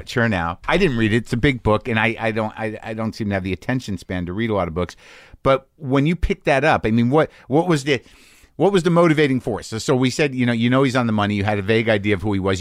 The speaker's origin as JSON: {"language": "English", "region": "New Mexico", "country": "United States", "tie": "born or raised there", "moved": "yes", "said": "I grew up in New Mexico"}